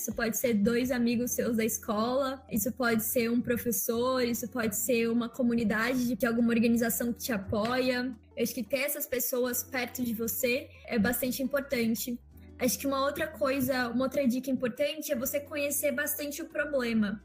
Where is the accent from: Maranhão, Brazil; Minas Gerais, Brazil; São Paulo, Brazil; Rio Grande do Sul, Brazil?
São Paulo, Brazil; Engenheiro Coelho; also born or lived in Curitiba, Paraná; Eu nasci em Curitiba é, em 2003, assim, então 18 aninhos atrás, mas eu me mudei bem nova para o interior de São Paulo, para uma cidade chamada Engenheiro Coelho, que é onde eu vivo